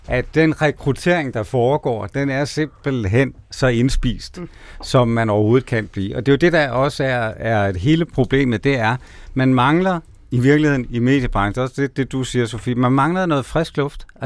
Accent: Jutland, Denmark; now in Copenhagen, Denmark; jeg er fra Jylland i den grad, men jeg har jo boet i København øh, flere år, end jeg har boet i Jylland.

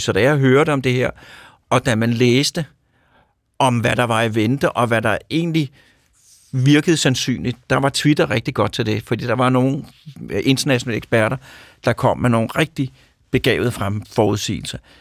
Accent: Copenhagen suburbs, Capital Region of Denmark, Denmark; also born or lived in Mørkhøj / Sorgenfri; jeg kommer fra forstederne. Øh, de københavnske forsteder, først var det Mørkhøj, øh, og så var det Sorgenfri

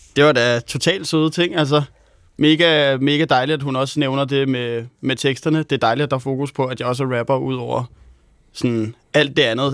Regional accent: Helsingør, Capital Region of Denmark, Denmark; lækkert studie hjemme i Helsingør, hvor jeg er vokset op

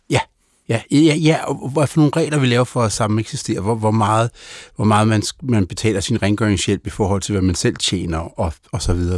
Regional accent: Denmark; also born or lived in Germany; jeg er født i Danmark

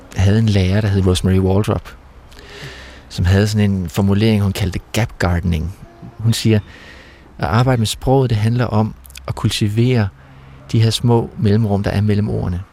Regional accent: Ollerup, Southern Denmark, Denmark; vi havde sådan en rute i Ollerup, hvor jeg kommer fra

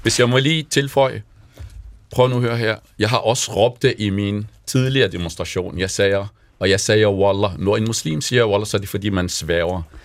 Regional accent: Jordan; also born or lived in Palestine (ancestry); now in Denmark; jeg er jo selv palæstinenser, jeg har født i en flygtningelejr

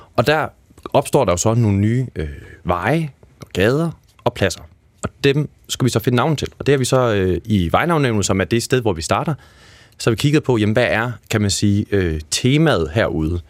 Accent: Aarhus, Central Denmark Region, Denmark; now in Copenhagen, Denmark; jeg er selv fra Aarhus, set, og der er vokset op i et område, der er opkaldt efter nordsjællandske øh, byer. Jeg er opvokset okay. på Ordrupvej

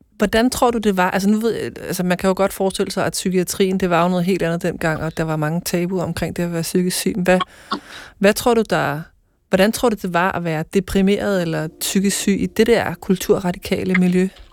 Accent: Ølstykke, Capital Region of Denmark, Denmark; moved away; tager jeg mod ølstykke til mit barndomshjem

